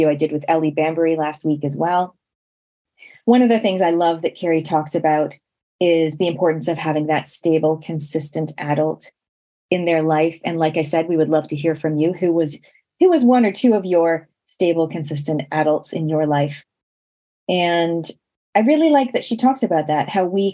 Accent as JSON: {"language": "English", "country": "Canada", "tie": "born or raised there", "moved": "yes", "lives_now": "New Zealand", "said": "growing up in Canada, we literally had no relatives"}